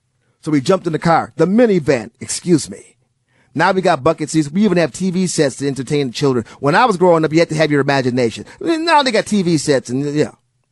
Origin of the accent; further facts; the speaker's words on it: Milwaukee, Wisconsin, United States; I grew up in Milwaukee, Wisconsin. My parents are from Mississippi. We would make the trip down maybe once or twice a year.